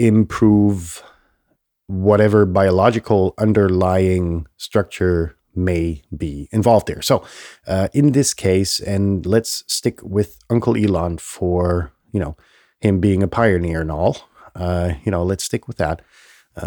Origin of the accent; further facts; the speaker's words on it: Germany; English is a second language; I grew up in Germany where politicians, you know, you grow up in this little protected, you know, nest, essentially, in this country that was, you know, war torn.